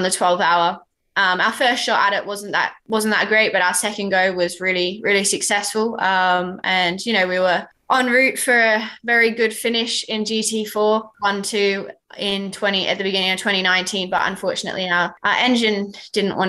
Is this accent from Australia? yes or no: yes; Australia; moved away as an adult; now in United Kingdom; as an Aussie